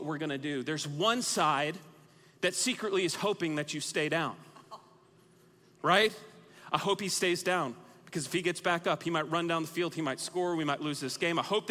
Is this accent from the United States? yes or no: yes; Texas, United States; moved away as an adult; also born or lived in Oklahoma; I was born and raised in the great state of Texas